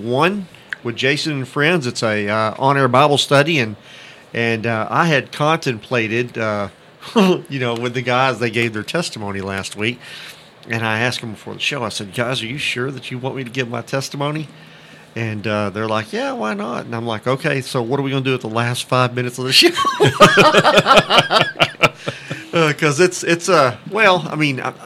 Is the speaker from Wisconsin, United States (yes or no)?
no; Haltom City, Texas, United States; I grew up in Haltom City